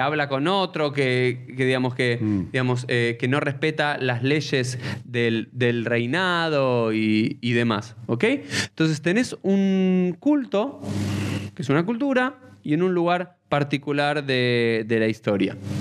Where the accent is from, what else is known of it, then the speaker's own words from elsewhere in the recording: Argentina; soy argentino